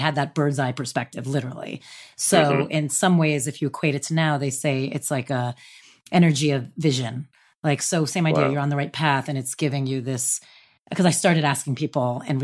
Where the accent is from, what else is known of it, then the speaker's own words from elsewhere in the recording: New Jersey, United States; I'm from New Jersey, right outside the city.